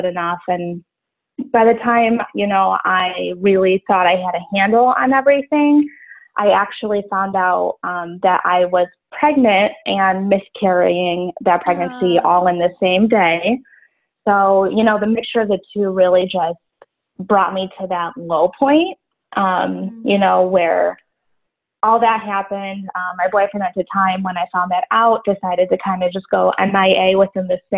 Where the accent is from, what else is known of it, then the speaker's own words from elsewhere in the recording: Buffalo, New York, United States; I'm from Buffalo, New York.